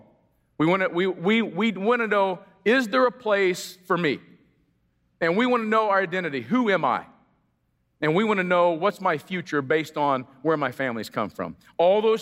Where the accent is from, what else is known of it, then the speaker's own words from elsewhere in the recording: Indianapolis, Indiana, United States; I'm from Indianapolis.